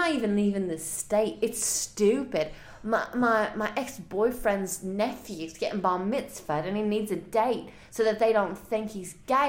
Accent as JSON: {"language": "English", "region": "England", "country": "United Kingdom", "moved": "yes", "said": "I'm from England."}